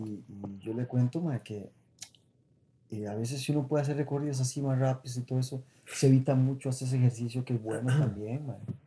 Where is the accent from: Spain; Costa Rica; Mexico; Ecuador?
Costa Rica; San Pedro, San José; yo soy de aquí de San Pedro